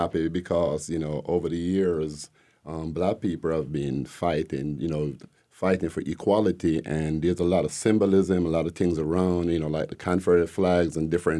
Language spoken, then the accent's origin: English; Jamaica; moved away as an adult; now in Decatur, United States; You could tell originally I'm not from here. I'm from Jamaica.